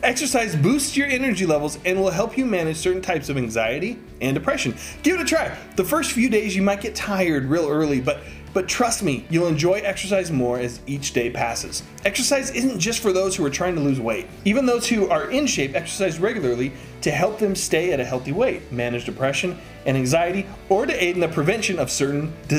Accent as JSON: {"language": "English", "town": "Las Vegas", "region": "Nevada", "country": "United States", "tie": "born or raised there", "said": "as a kid growing up in Vegas, playing outside in the August heat."}